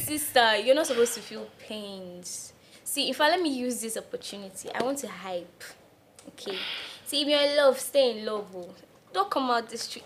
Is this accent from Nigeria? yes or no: yes; Nigeria